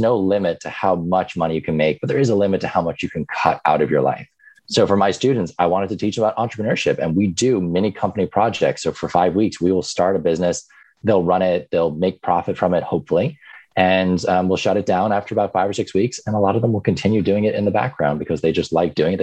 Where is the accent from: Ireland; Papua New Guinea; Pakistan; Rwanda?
Ireland; moved away as an adult; also born or lived in New York, United States; now in United States; I grew up in New York for the first 10 years of my life. And then my parents moved back to Ireland because they were originally from there. So I spent the next, you know, part of my formative years in Ireland